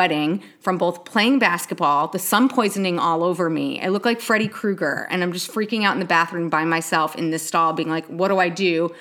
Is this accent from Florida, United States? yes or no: no; New York, United States; I grew up in New York